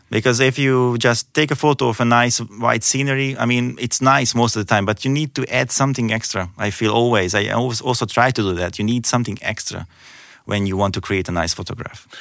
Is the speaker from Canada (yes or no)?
no; Hungary; moved away as an adult; also born or lived in Ireland / Austria; now in Germany; I'm originally from Hungary